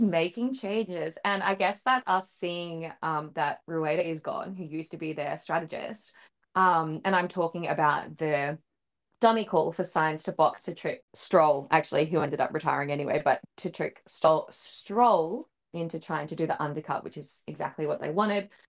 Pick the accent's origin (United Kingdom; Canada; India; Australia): Australia; we are an Aussie F one podcast